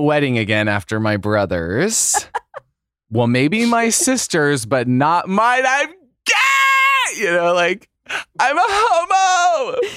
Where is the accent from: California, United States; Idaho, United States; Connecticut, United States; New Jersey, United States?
Idaho, United States; They raised me as a little closeted boy in Idaho